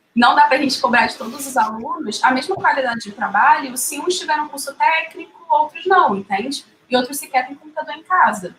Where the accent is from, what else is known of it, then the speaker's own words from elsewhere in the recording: Rio de Janeiro, Brazil; não só como carioca